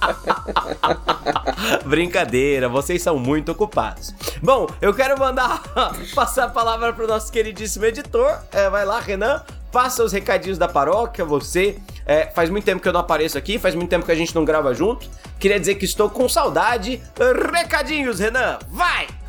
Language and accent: Portuguese; Brazil; A gente é brasileiro